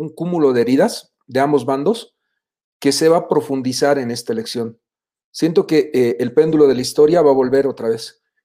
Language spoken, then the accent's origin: Spanish; Bolivia; como bolivianos